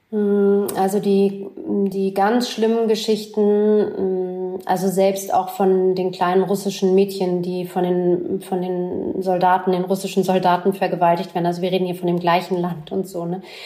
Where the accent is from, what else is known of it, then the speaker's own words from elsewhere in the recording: Berlin, Germany; Ich bin in West Berlin groß geworden